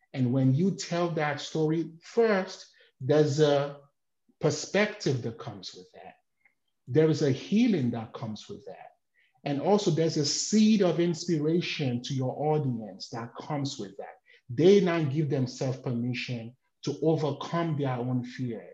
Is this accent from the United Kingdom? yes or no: no; Nigeria; moved away; I'm from Nigeria.